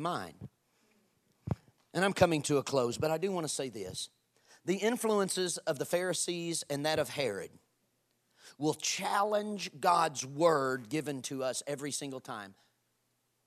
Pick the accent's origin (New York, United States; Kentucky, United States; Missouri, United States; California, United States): Kentucky, United States; I'm from Kentucky